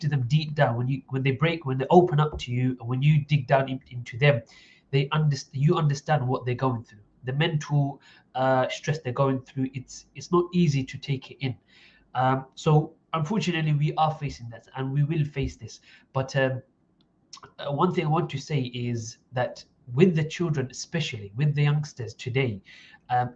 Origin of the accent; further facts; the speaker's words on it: Essex, East of England, United Kingdom; I was brought up in Essex